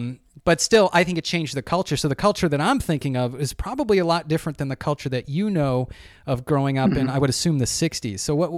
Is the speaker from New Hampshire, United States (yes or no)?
yes; Goffstown, New Hampshire, United States; Growing up in Goffstown, so I grew up in New Hampshire back in the 80s.